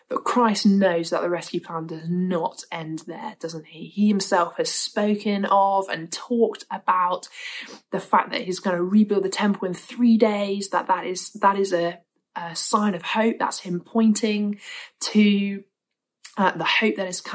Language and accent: English; Winchester, South East England, United Kingdom; the church I grew up in Winchester